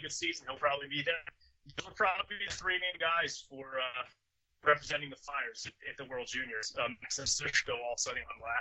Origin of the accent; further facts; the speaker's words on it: Canada; a Canadian